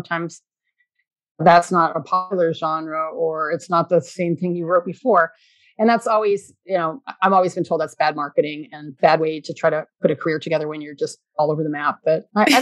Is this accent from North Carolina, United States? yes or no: no; California, United States; I grew up in California